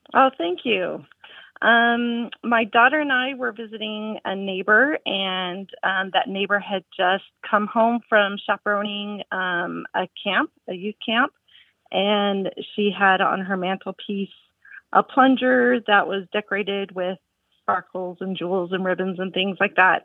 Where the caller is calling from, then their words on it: Tucson, Arizona, United States; I'm calling from Tucson, Arizona